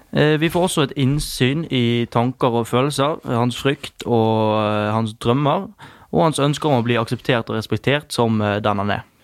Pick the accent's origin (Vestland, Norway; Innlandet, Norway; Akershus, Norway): Vestland, Norway; Bergen; oss som bergensere, da, nå snakker jeg for bergensere